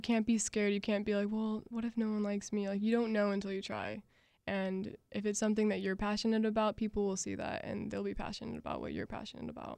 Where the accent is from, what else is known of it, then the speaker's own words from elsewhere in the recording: Jacksonville, Florida, United States; I'm from Jacksonville